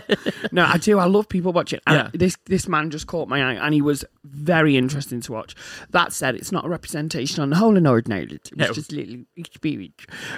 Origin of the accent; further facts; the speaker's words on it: United States; Oh my God. I don't eat hamburgers. I'm American.